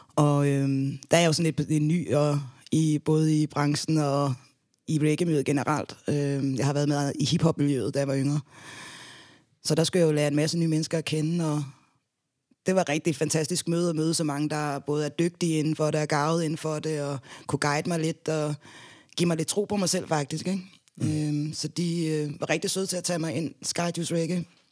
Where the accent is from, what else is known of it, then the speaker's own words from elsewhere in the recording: Denmark; also born or lived in Gambia; Jeg er halv dansker og halv gambianer